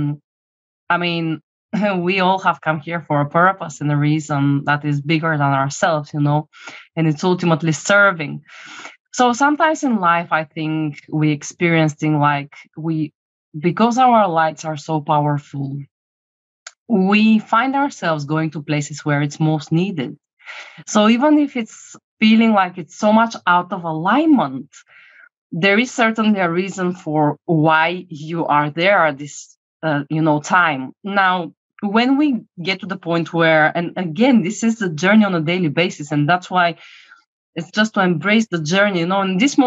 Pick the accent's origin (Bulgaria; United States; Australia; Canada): Bulgaria; moved away; I'm coming from Bulgaria originally